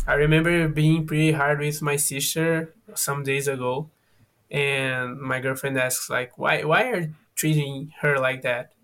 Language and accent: English; Fortaleza, Ceará, Brazil; English is a second language; now in São Paulo, Brazil; I'm from Brazil. I am from a city that is on the northwest northeast from Brazil, that is Fortaleza on Ceará. But now I am living on São Paulo